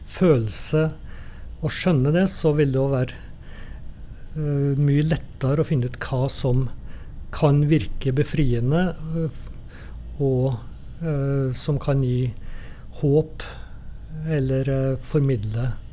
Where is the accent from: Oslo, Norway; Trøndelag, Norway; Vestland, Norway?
Trøndelag, Norway; Trondheim; i kirka når jeg vokste opp på, i Trondheim.